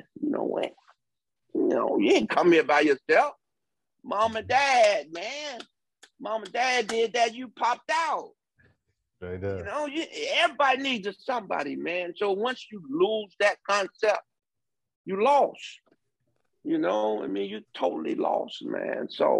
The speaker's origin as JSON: {"language": "English", "town": "Detroit", "region": "Michigan", "country": "United States", "tie": "born or raised there", "said": "And again, my background, I'm from Detroit."}